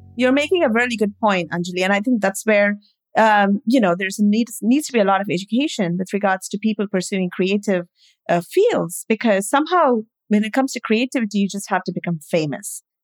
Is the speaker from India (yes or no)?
yes; India; moved away; I grew up in India